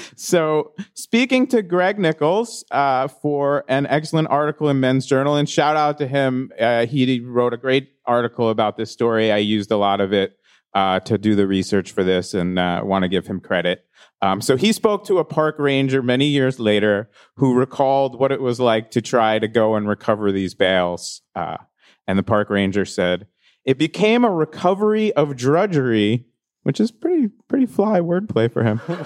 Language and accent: English; East Coast, United States; moved away; I grew up on the East Coast.